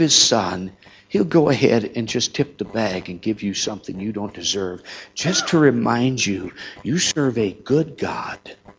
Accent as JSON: {"language": "English", "region": "Minnesota", "country": "United States", "tie": "born or raised there", "moved": "yes", "said": "I remember meeting number one was my hometown in Minnesota."}